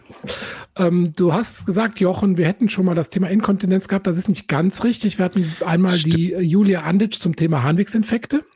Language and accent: German; Germany; Ich komme nämlich aus mhm. Eifel